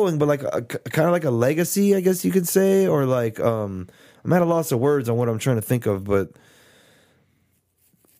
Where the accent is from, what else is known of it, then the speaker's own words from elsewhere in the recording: Texas, United States; we're from Texas